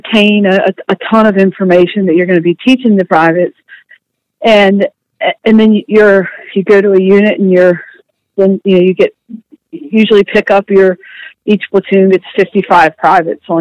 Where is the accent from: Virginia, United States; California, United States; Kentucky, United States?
Virginia, United States; also born or lived in South Carolina; I grew up down in South Carolina and moved up to Virginia, where my family was from when I was about 10, and have been here and all over the United States since then